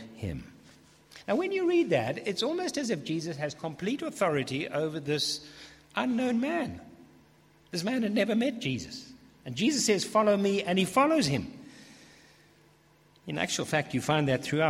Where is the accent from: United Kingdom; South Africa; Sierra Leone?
United Kingdom; England; I'm too English for that.